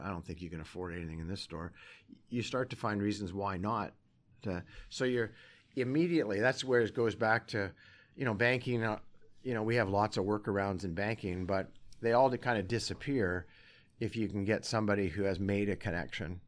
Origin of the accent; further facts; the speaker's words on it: Sherwood Park, Alberta, Canada; also born or lived in Calgary / Vancouver; now in Edmonton, Canada; I'm an Alberta boy. I was born in Calgary, and then we moved to Edmonton, so I grew up in Sherwood Park